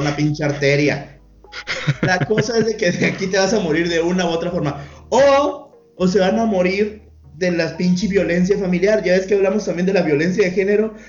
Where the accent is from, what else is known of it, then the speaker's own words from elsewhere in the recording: Sinaloa, Mexico; somos de Sinaloa